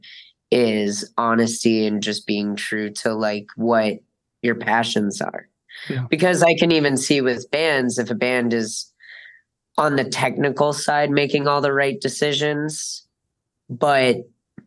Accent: Scranton, Pennsylvania, United States; now in Wilkes-Barre, United States; I grew up living in Scranton, but I live in Wilkes-Barre now

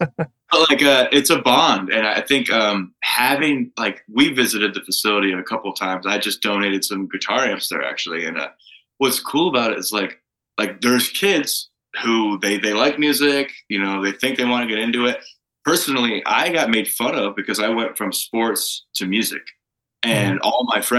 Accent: Toledo, Ohio, United States; moved away as an adult; now in Arizona, United States; I grew up in Toledo, just south of Detroit.

